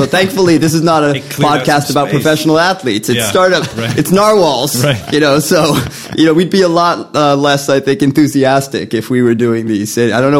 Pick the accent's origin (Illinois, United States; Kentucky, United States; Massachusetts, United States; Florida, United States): Massachusetts, United States; Boston; moved away as an adult; also born or lived in New York City / Queens; originally I'm born and raised in the Fenway.